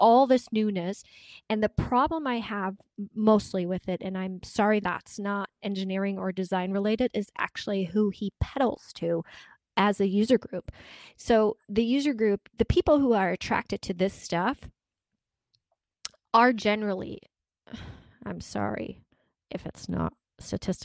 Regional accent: Germany; moved away; I grew up in Germany

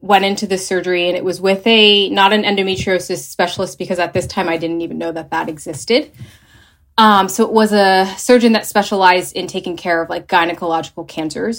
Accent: New Jersey, United States; moved away as an adult; also born or lived in Philadelphia; now in Los Angeles, United States; I am originally from New Jersey.

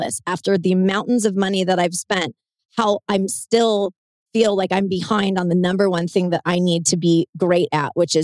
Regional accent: Southern California, United States; I'm from, you know, the land of the fruits and the nuts here in Southern California

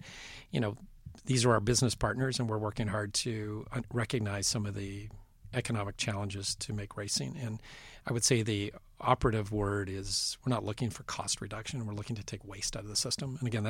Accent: Western Canada, Canada; I remember being a fan growing up in Western Canada

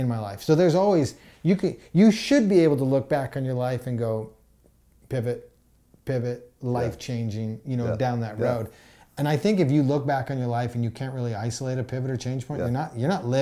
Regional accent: Calgary, Alberta, Canada; I'm from Calgary, Alberta, and we have the Calgary Stampede

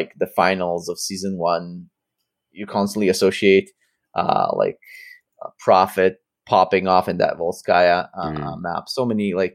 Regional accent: Canada; being Canadian

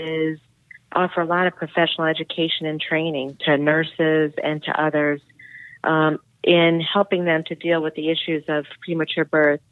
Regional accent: Atlanta, Georgia, United States; I grew up in Atlanta

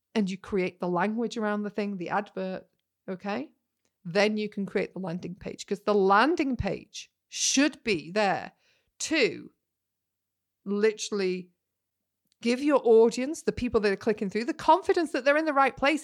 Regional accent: Yorkshire and the Humber, United Kingdom; I'm a Yorkshire lass

